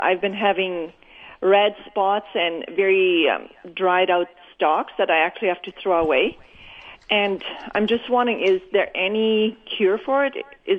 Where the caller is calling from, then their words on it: Blumenort, Manitoba, Canada; I'm Blumenort, close to Steinbeck.